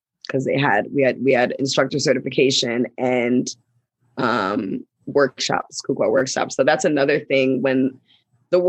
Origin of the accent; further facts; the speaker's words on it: Ghana; also born or lived in United States; we're from Ghana. And I'm based in Ghana, but I come to US quite a bit. And we grew up, we have dual citizenship, so we're back and forth